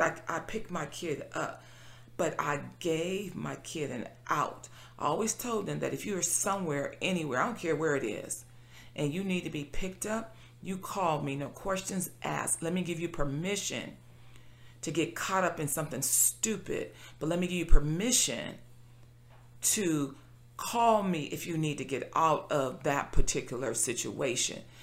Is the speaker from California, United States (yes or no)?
yes; Compton, California, United States; I being born and raised in Compton